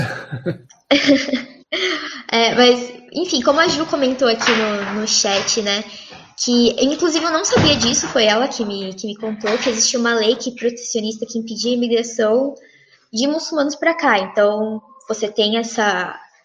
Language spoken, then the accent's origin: Portuguese; São Paulo, Brazil; eu nasci, nasci, cresci em São Paulo